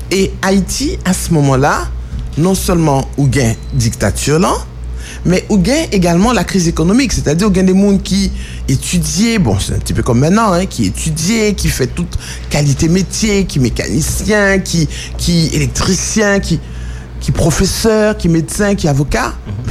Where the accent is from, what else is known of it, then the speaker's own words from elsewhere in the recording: DR Congo; French is a second language; Pour le moment, je parle ma seconde langue, c'est le Lingala, et je comprends le Swahili. Donc, mon, mon enfance au Congo m'a beaucoup marqué